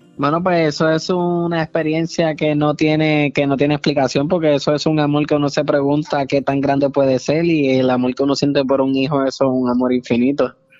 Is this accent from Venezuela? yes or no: no; Puerto Rico; yo soy puertorriqueño